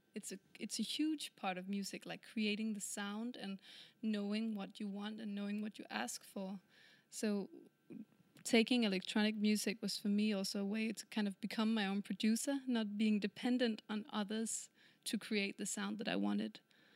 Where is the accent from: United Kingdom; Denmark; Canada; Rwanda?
Denmark; Kalundborg, Zealand; English is a second language; I come from Kalundborg.